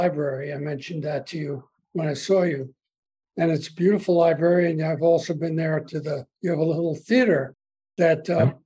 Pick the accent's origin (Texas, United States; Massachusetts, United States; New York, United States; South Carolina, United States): New York, United States; East Hampton; I'm from East Hampton